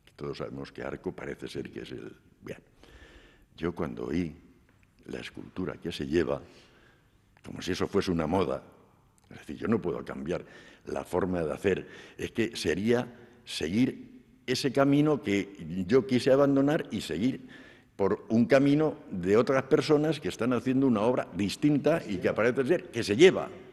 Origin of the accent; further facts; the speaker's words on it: Belmonte, Castilla-La Mancha, Spain; also born or lived in La Peraleja / Madrid; now in Murcia, Spain; regresamos a Belmonte y aquí pasé mi infancia